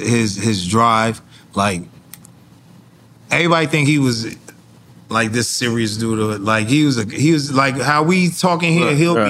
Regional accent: New Jersey, United States; I came from Jersey, and the homie in the 500E

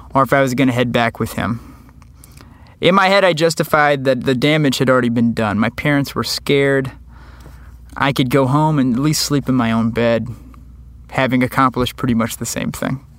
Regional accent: New Iberia, Louisiana, United States; my hometown of New Iberia, Louisiana

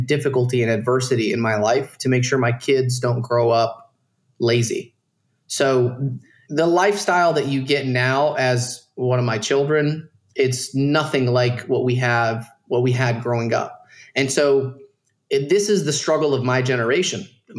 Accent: Dalton, Georgia, United States; moved away as an adult; I grew up in Dalton, Georgia, around a bunch of Mexicans

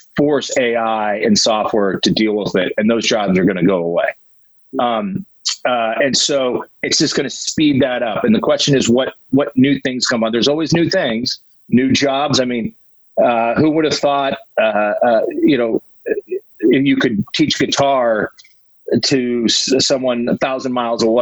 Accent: Glendale, California, United States; I grew up in Glendale

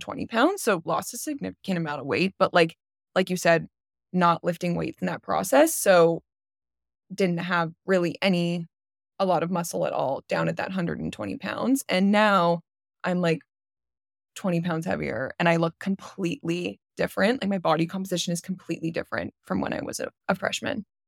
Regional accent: Canada; I'm from Canada

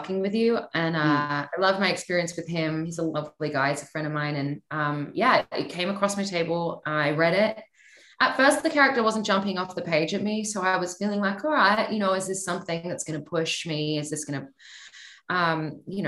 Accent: Australia; now in Los Angeles, United States; growing up in Australia

